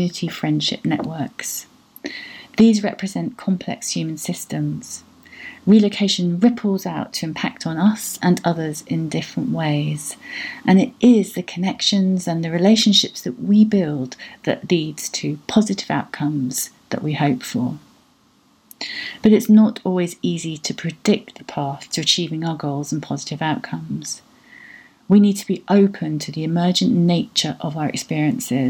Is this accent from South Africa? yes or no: no; United Kingdom; moved away; also born or lived in Portugal; I see myself as a British European